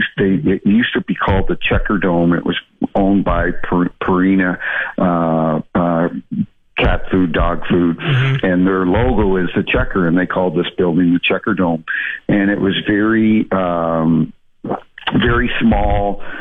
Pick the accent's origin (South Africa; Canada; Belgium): Canada; moved away as an adult; also born or lived in Toronto; now in St. Louis, United States; growing up in Canada